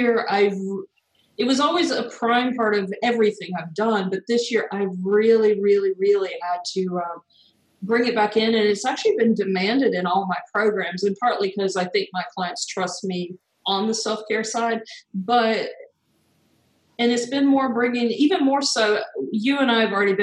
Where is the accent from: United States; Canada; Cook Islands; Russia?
United States; North Carolina; accent: US; also born or lived in Denver, Colorado; now in Portugal; I'm originally from North Carolina, and then I moved to Denver, Colorado, where I spent about a decade